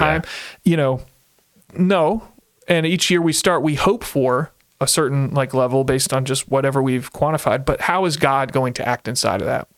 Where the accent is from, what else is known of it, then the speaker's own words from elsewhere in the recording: Central Virginia, United States; moved away as an adult; now in Ohio, United States; I grew up in Central Virginia